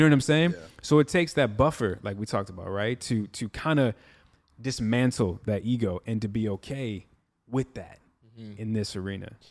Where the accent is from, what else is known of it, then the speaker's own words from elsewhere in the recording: Midwest, United States; I'm from the Midwest